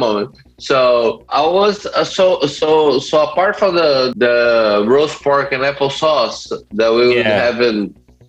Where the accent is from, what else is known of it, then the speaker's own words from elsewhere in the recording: Brazil; For me, it's kind of crazy because I grew up in a farm, and then I was eating that, you know, the best food you could possibly have.